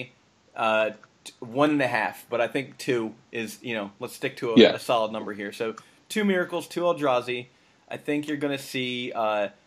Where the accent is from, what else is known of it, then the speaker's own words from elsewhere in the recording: Ohio, United States; moved away; I'm from Ohio